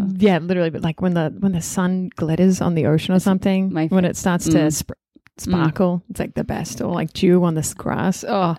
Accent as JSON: {"language": "English", "country": "Australia", "said": "as an Australian"}